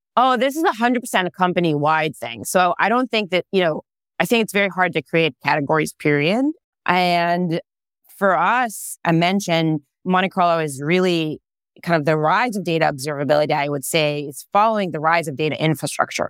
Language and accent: English; Israel; English is a second language; moved away as an adult; now in California, United States; I am originally born and raised in Israel.